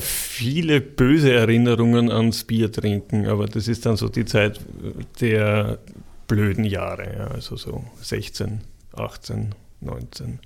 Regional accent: Vienna, Austria; moved away as an adult; ich bin ein Wiener, habe ich eh gesagt, ich bin in Kaisermühl aufgewachsen.

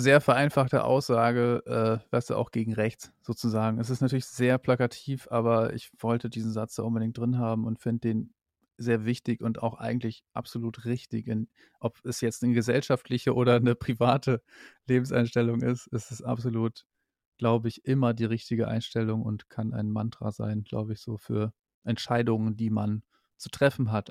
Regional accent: East Frisia, Lower Saxony, Germany; now in Berlin, Germany; ich komme ja aus Ostfriesland, aus Niedersachsen

